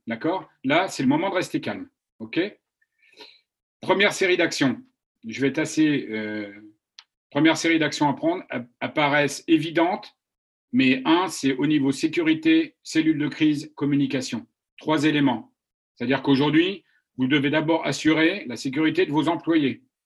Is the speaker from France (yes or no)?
yes; France; also born or lived in China; now in United States; je suis français, j'ai vécu 20 ans en Chine